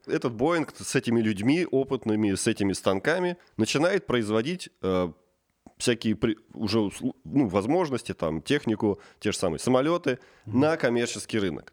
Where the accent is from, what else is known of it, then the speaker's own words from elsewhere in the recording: Tula Oblast, Russia; moved away; also born or lived in Saint Petersburg; сам я родом из Тульской области